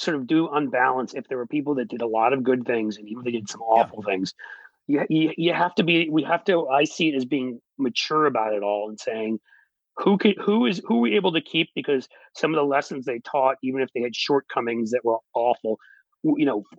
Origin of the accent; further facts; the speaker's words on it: New York, United States; also born or lived in England; I grew up and spent so many years in New York